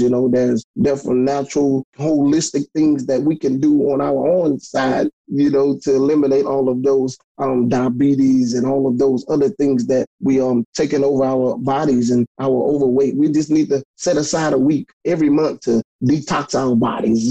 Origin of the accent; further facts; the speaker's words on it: Hammond, Louisiana, United States; I'm from um, Hammond, Louisiana. I'm 50 miles from New Orleans, Louisiana, which everybody knows, and I'm 40 miles from Baton Rouge.